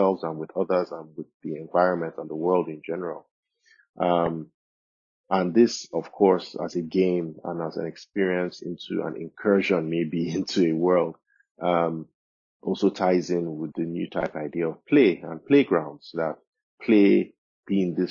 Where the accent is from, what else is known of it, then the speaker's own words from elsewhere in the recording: Nigeria; me, myself, as a Nigerian, as an African